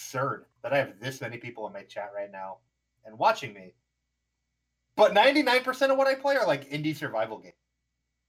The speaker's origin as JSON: {"language": "English", "region": "Nevada", "country": "United States", "tie": "born or raised there", "moved": "yes", "lives_now": "Arizona, United States", "said": "I grew up in Nevada. All right. I lived in Nevada for 10 plus years. And I tell people, I'm like, oh, I'm from Nevada."}